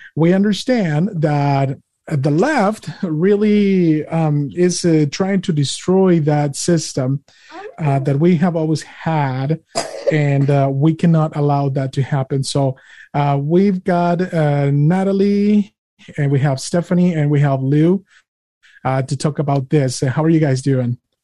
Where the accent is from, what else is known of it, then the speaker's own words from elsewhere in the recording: Mexico; now in United States; I'm an immigrant. I'm an immigrant from Mexico, and I came here inspected and admitted.